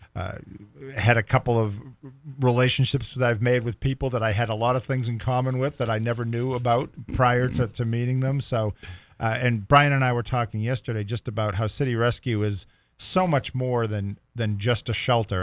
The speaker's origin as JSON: {"language": "English", "town": "Boston", "region": "Massachusetts", "country": "United States", "tie": "born or raised there", "also_born_or_lived": "the South (US)", "moved": "as an adult", "lives_now": "US South", "said": "growing up in the Boston area"}